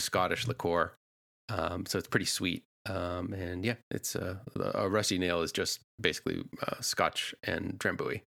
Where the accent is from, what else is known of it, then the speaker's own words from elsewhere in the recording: New England, United States; I grew up in New England.